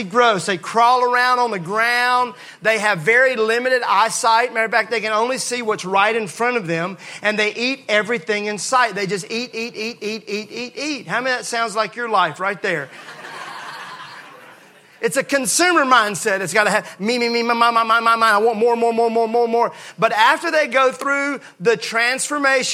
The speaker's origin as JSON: {"language": "English", "region": "Mississippi", "country": "United States", "tie": "born or raised there", "said": "I grew up in Mississippi where we use Bondo a lot."}